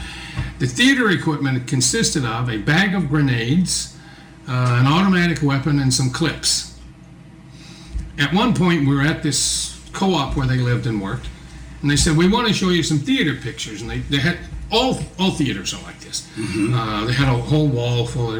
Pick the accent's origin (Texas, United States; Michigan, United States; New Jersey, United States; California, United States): Texas, United States; South; moved away; also born or lived in Twin Cities, Minnesota; growing up in South Texas